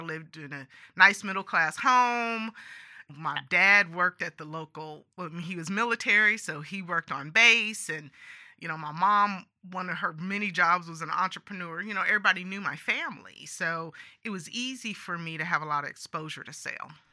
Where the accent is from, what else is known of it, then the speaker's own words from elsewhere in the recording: San Joaquin Valley, California, United States; I grew up in California, um, and I grew up in the San Joaquin Valley